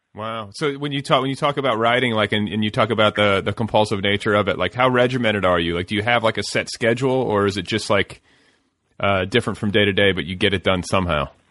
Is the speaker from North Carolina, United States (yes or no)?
no; Wisconsin, United States; now in Los Angeles, United States; the team that I cheered for when I was a kid growing up in Wisconsin